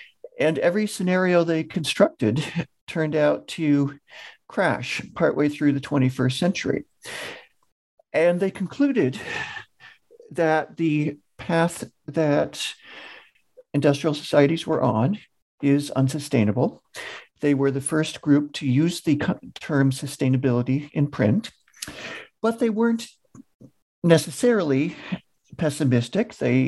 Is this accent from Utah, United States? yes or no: no; Massachusetts, United States; I grew up in Eastern Massachusetts and watched as a kid suburban sprawl sort of take over the eastern half of the state.